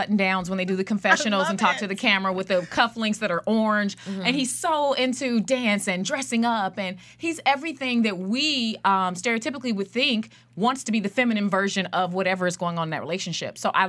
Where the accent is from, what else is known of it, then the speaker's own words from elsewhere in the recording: Inglewood, California, United States; I'm from Inglewood.